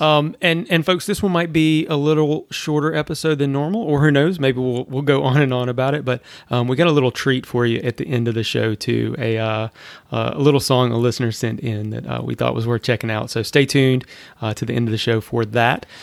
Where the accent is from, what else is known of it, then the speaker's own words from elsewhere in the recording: Louisiana, United States; now in Florida, United States; I'm from Louisiana